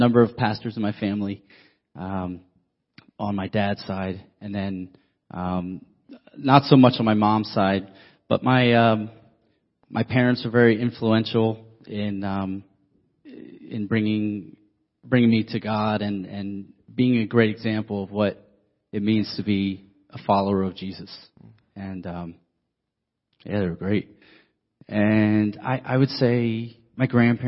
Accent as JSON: {"language": "English", "town": "Pittsburgh", "region": "Pennsylvania", "country": "United States", "tie": "born or raised there", "also_born_or_lived": "Wilkes-Barre, Pennsylvania / New Jersey", "moved": "yes", "said": "I did a lot of my primary years in Pittsburgh."}